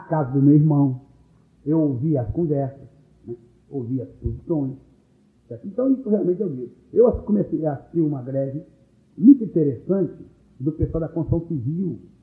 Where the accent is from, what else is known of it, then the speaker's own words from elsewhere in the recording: Cachoeiro de Itapemirim, Espírito Santo, Brazil; moved away; nós somos muito orgulhosos de Cachoeiro